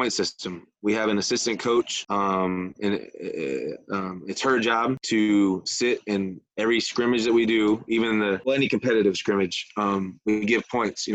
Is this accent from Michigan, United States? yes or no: yes; Michigan, United States; also born or lived in Florida